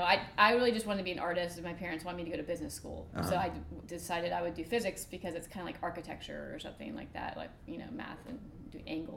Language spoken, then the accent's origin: English; Florida, United States; moved away; I don't really like to tell people I'm from Florida